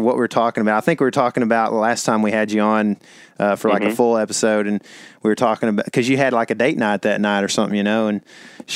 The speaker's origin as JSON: {"language": "English", "area": "Lake Fork", "region": "Texas", "country": "United States", "tie": "born or raised there", "said": "We grew up on Lake Fork"}